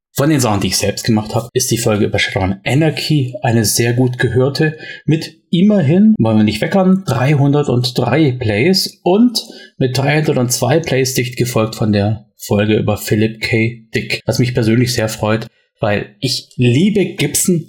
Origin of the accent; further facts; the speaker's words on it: Swabia, Germany; accent: Swabian; wie man bei uns im Schwabenland sagt